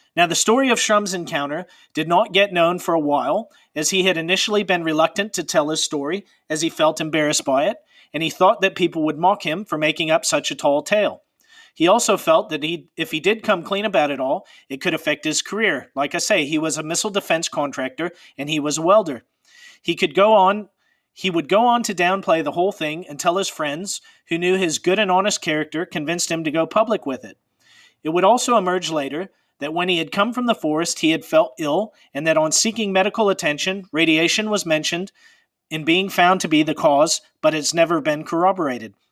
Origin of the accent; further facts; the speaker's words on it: Pacific Northwest, United States; I'm from the Pacific Northwest